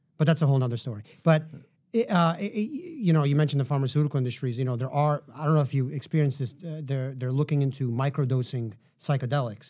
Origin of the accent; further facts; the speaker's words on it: New York City, New York, United States; I grew up in Manhattan